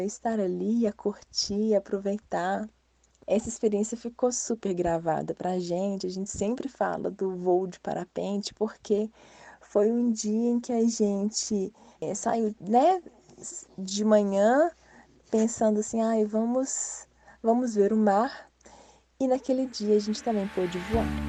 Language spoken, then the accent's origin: Portuguese; Minas Gerais, Brazil; eu e Cris somos mineiras